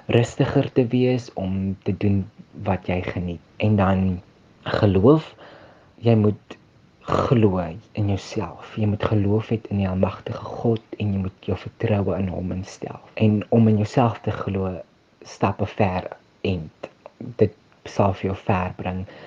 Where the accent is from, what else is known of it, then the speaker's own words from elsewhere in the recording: Ebenezer, Western Cape, South Africa; ek is van Ebenezer, 'n baie klein dorpie so 30 km buitekant Vredendal.